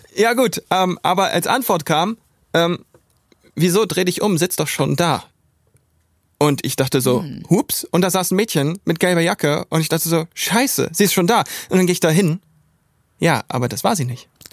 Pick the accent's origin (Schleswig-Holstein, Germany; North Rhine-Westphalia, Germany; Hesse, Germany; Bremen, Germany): Schleswig-Holstein, Germany; Neumünster; Ich komme aus Neumünster.